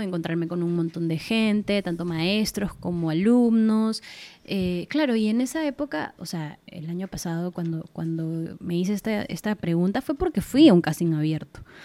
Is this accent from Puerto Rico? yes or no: no; Peru; also born or lived in Argentina; Como buena peruana que soy